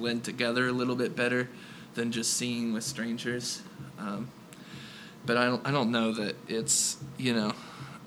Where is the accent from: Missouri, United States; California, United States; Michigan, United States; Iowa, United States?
Missouri, United States; Kansas City; we're from Kansas City